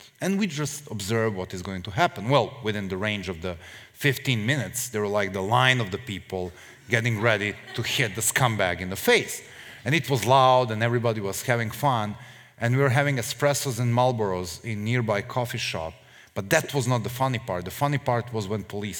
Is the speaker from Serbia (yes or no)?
yes; Serbia; we, the Serbs